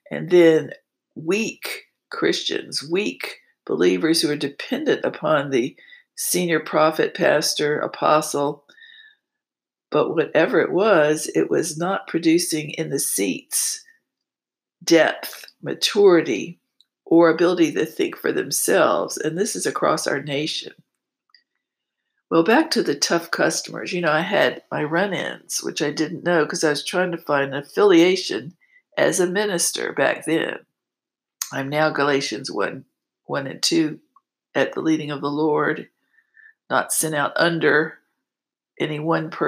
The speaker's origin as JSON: {"language": "English", "region": "East Coast", "country": "United States", "moved": "yes", "said": "And I came from the East Coast where that was all I did, I give."}